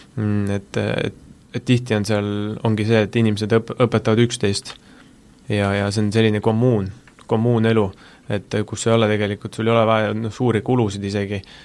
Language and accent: Estonian; Tartu, Tartu County, Estonia; moved away; ma olen Tartust pärit